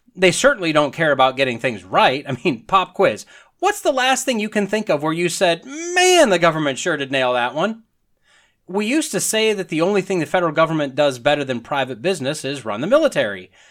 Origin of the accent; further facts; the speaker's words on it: northern Wisconsin, United States; moved away as an adult; also born or lived in Alabama; I'm a white boy, grew up in northern Wisconsin